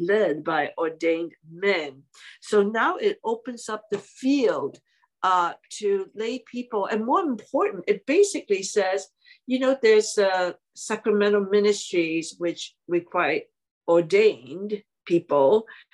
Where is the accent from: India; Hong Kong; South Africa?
Hong Kong; English is a second language; moved away as an adult; now in United States; I was born and raised in Hong Kong.